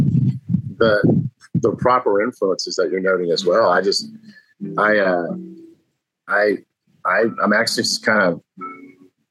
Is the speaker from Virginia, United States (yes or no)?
yes; Virginia Beach / Norfolk area, United States; also born or lived in Keflavik, Iceland; my hometown. And it was at the football stadium at Old Dominion University